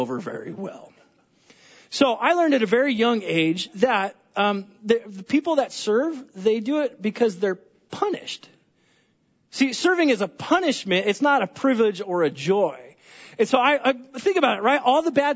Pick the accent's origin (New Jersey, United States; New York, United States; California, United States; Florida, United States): California, United States; I'm from California